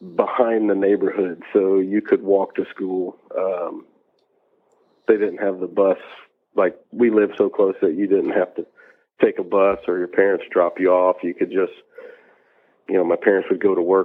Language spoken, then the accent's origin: English; Alabama, United States; also born or lived in Annapolis, Maryland / Gambrills, Maryland; we moved to Alabama in like 91 or something like that. And grew up through the rest of elementary school and middle school and high school in Alabama